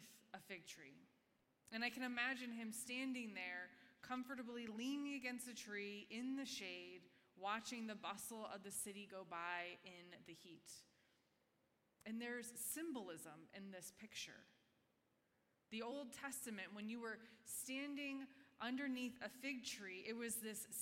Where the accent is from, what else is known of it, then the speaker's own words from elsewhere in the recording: Conneaut, Ohio, United States; moved away as an adult; also born or lived in Cincinnati, Ohio; my hometown of Conneaut, Ohio